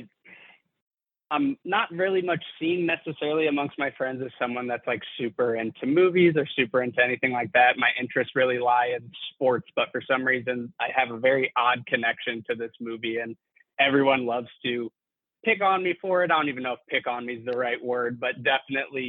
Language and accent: English; St. Louis, Missouri, United States; also born or lived in Fayetteville, Arkansas; I'm from St. Louis, Missouri